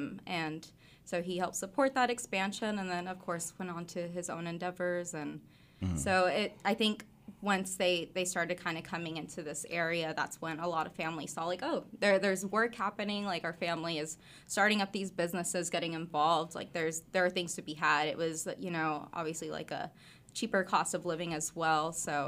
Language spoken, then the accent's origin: English; Rogers, Arkansas, United States; also born or lived in Fayetteville / Springdale; Yeah, I was. I was born in Fayetteville, in the women's clinic. I can't remember exactly what it's called, but was raised in Springdale up until I was about 7 years old. Mm-hmm. And then we moved to my grandparents in Rogers